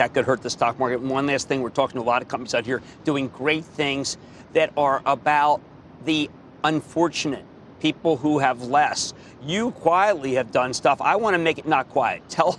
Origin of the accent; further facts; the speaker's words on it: New Jersey, United States; Let's go to Joe in my home state of New Jersey.